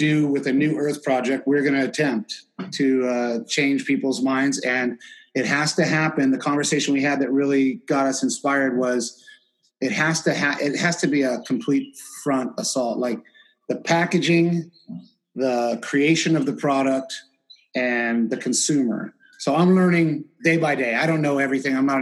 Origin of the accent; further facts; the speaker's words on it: San Diego, California, United States; I'm from San Diego, California, and I've been in the surf industry, grew up surfing